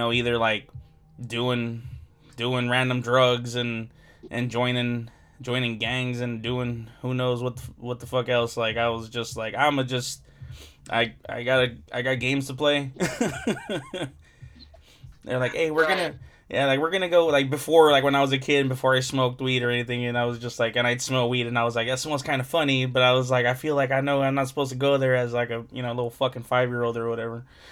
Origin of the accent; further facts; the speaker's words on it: Compton, California, United States; I grew up in Compton, so, and like I'm still here in Compton